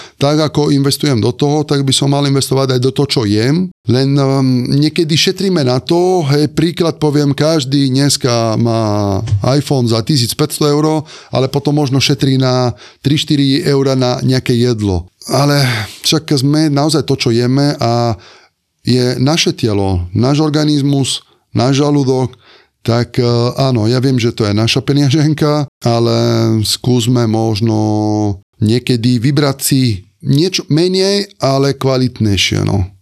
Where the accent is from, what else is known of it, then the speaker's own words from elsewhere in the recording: Sardinia, Italy; Slovak is a second language; moved away as an adult; also born or lived in Limone sul Garda, Italy / Ružomberok, Slovakia; now in Bratislava, Slovakia; ja pochádzam zo Sardiny